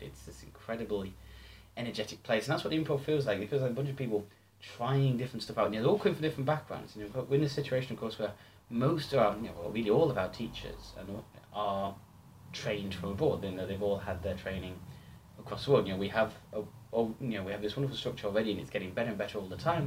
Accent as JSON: {"language": "English", "town": "Stockton-on-Tees", "region": "North East England", "country": "United Kingdom", "tie": "born or raised there", "moved": "as an adult", "said": "I moved back to my hometown of Stockton. This was two thousand and ten, so Stockton Tees in the northeast of England."}